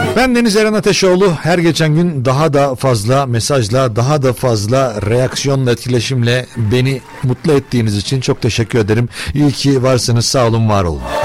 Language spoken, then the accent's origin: Turkish; Turkey